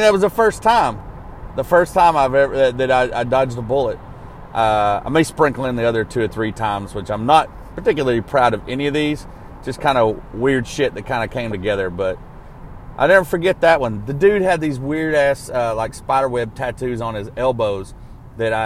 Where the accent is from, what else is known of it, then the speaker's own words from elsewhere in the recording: Arkansas, United States; growing up laying asphalt in Arkansas, I worked with all kinds of degenerates